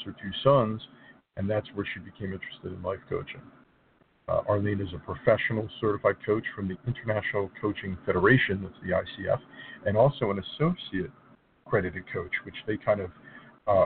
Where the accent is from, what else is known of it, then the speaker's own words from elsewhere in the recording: New Jersey, United States; high schools in New Jersey. It's my home state